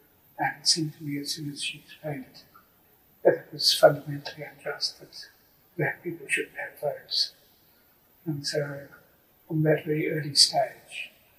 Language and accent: English; England, United Kingdom; born there; And I was born in England, and I was strong South African connections.